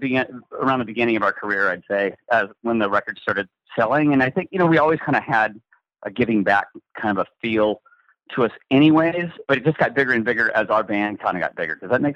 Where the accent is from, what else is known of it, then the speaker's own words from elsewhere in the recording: the Northwest, Pacific Northwest, United States; growing up in the Northwest